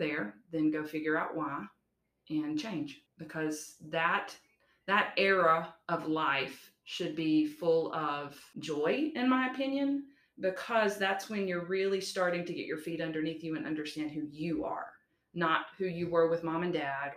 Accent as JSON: {"language": "English", "region": "the South", "country": "United States", "accent": "Southern twang", "said": "being a Southerner at that, my dialect is very thick. My twang is definitely"}